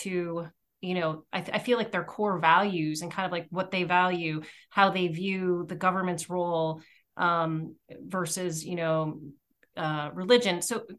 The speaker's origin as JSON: {"language": "English", "region": "Pennsylvania", "country": "United States", "tie": "born or raised there", "said": "I grew up in Pennsylvania"}